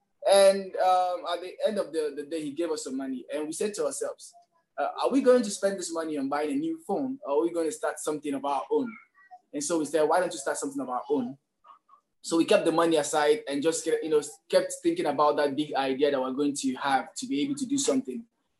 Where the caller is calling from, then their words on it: Lagos, Nigeria; I'm calling from Lagos.